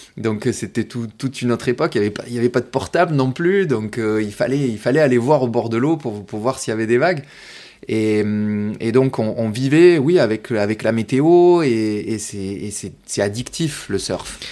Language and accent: French; Martigues, Provence-Alpes-Côte d'Azur, France; je suis né à Martigues. Oui. Donc, euh, voilà, j'ai grandi euh, ici, au bord de l'eau.